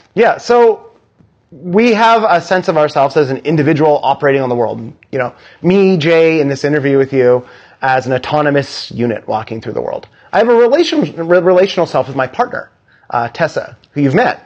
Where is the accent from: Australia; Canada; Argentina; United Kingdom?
Canada; now in New York City, United States; I'm like a Canadian teenager